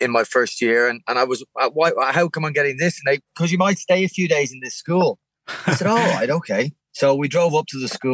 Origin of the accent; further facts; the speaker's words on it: Valleymount, County Wicklow, Ireland; also born or lived in Cork; I grew up in Valley Mount in Wicklow